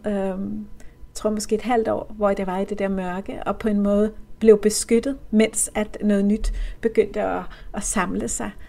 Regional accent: Copenhagen, Capital Region of Denmark, Denmark; det her murstenshus på Amager, hvor jeg voksede op

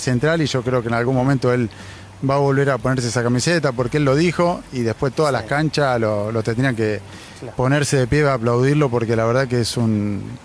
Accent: Rosario, Santa Fe, Argentina; como un rosarino, como, como lo es Ángel, al igual que todos nosotros

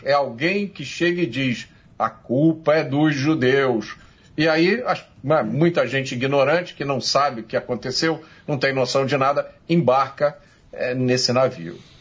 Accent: Brazil; nós, brasileiros

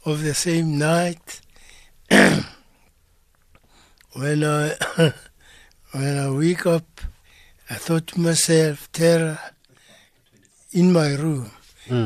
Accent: South Africa; I am a South African

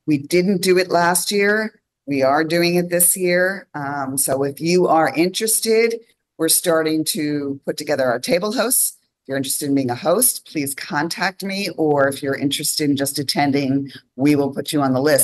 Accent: New York, United States; also born or lived in Los Angeles; now in Holland, United States; I am from New York originally. I lived in Los Angeles.

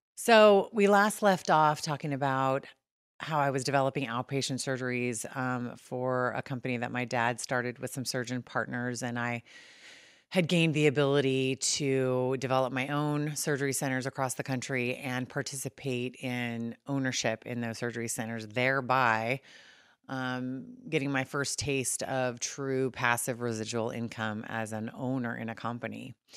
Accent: California, United States; moved away as an adult; also born or lived in Saint Louis, Missouri; being born and raised in California and moving to Saint Louis

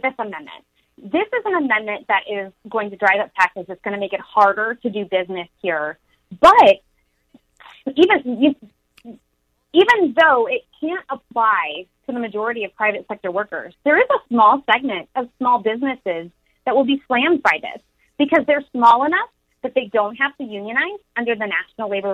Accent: Peoria, Illinois, United States; I'm from Peoria originally

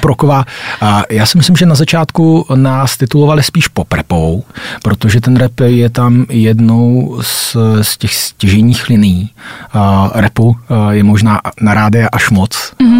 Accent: Vysočina Region, Czechia; now in Prague, Czech Republic; jsme se kluci z Vysočiny dostali konečně do Prahy

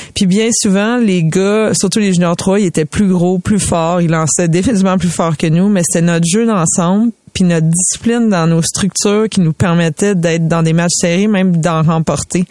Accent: Montreal, Quebec, Canada; J'ai grandi dans, au Comité des Jeunes Rosemont avec ces garçons-là

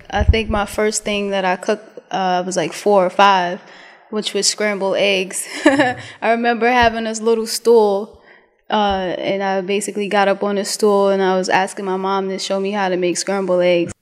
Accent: New York City, New York, United States; moved away as an adult; also born or lived in DMV; I'm from Brooklyn, Brooklyn, New York

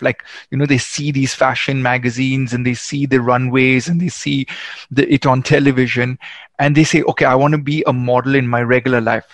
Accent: Goa, India; You're actually in my hometown

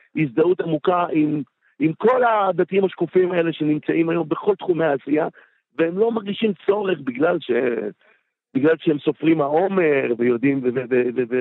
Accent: Bat Yam, Tel Aviv District, Israel; also born or lived in Jerusalem; ושם אני גדלתי עשר שנים, ו- ובת ים היא חלק מהזהות שלי לגמרי

